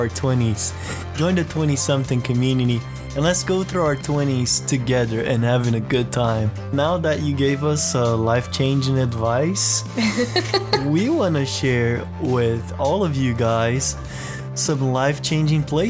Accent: Brazil; moved away; I'm from Brazil

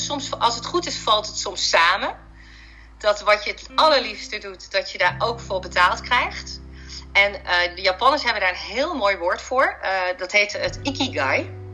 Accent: Heerlen, Limburg, Netherlands; moved away; toen ben ik terug verhuisd naar Limburg, want daar ben ik geboren. Ik ben in Heerlen geboren en helemaal in het zuiden

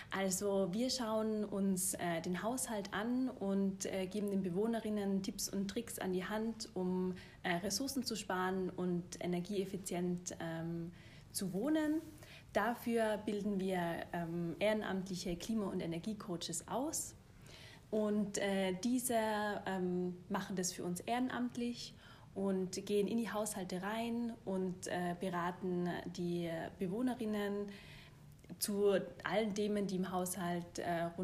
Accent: Tyrol, Austria; also born or lived in Germany; Äh, ich bin Tirolerin, ähm, habe dann lang in Deutschland studiert und gearbeitet und habe mir aber dann gedacht, ich will wieder zurück in die Berge

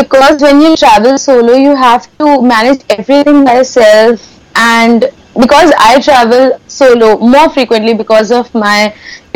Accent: Kanpur, Uttar Pradesh, India; my hometown Kanpur

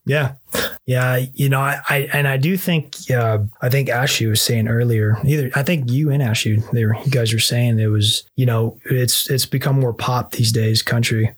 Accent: Las Vegas, Nevada, United States; growing up in Las Vegas

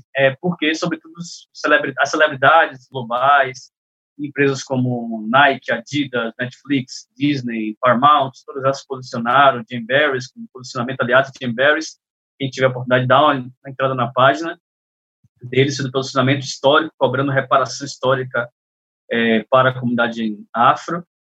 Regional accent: Salvador, Bahia, Brazil; Eu sou de Salvador, mas eu ando muito em São Paulo.

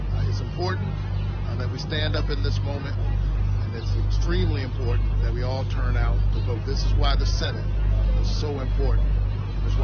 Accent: Savannah, Georgia, United States; candidate for the United States Senate here in Georgia. I'm in my hometown of Savannah, Georgia

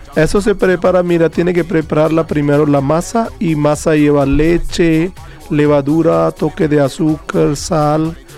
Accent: Jind, Haryana, India; Spanish is a second language; moved away as an adult; Yo nací, yo nací en India, en un estado que se llama Haryana, y mi ciudad nombre es Jind

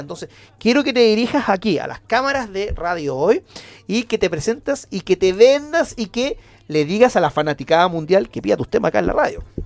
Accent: Antofagasta, Chile; born or raised there; moved away as an adult; now in Santiago, Chile

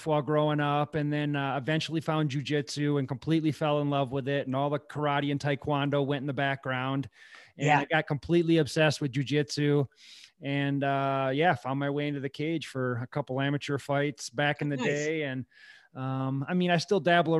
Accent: Wisconsin, United States; moved away as an adult; now in Colorado, United States; I'm from Wisconsin originally

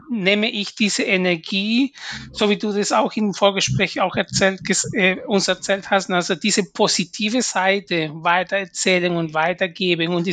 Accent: Peru; now in Germany; als Peruaner, wenn ich zurück nach Peru gehe, werde ich als Deutsche gesehen.

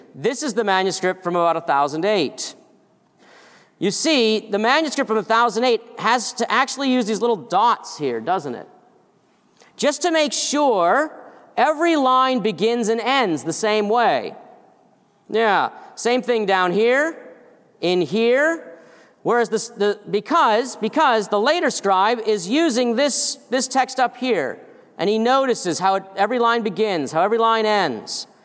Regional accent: Massachusetts, United States; I'm from Massachusetts

